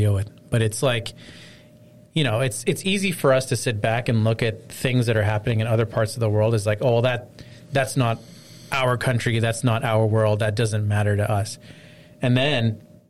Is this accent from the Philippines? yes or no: no; Canada; as a Canadian